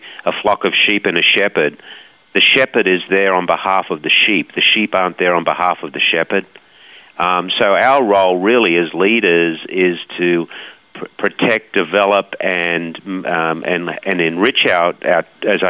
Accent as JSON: {"language": "English", "country": "Australia", "said": "Us Aussies just always hard-nosed. I think we know what a good life is in Australia"}